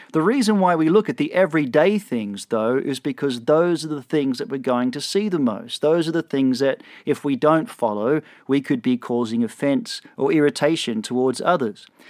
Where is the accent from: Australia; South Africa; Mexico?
Australia; moved away as an adult; now in Texas, United States; I'm Australian